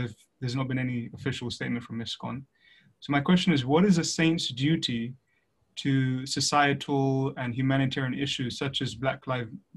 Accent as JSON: {"language": "English", "region": "London", "country": "United Kingdom", "tie": "born or raised there", "said": "I'm an Indian. I have an Indian body, although I'm born in London, but I identify with a certain way of doing things based on my cultural upbringing"}